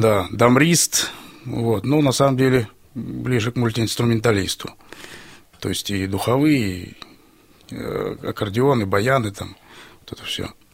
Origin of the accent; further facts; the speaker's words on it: Stary Oskol, Belgorod Oblast, Russia; Я из города Старый Оскол